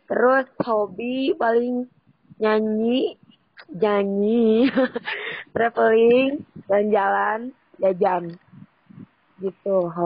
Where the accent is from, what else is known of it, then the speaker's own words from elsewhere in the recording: Garut, West Java, Indonesia; saya dari Garut